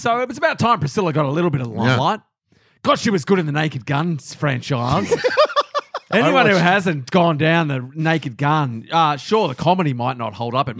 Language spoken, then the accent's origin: English; Australia; we're from Australia